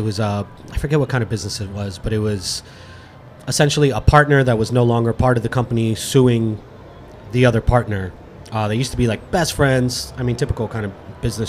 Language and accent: English; Fort Lauderdale, Florida, United States; also born or lived in Miami / Orlando / Gainesville; I'm a South Florida native. I was born in Miami, raised in Fort Lauderdale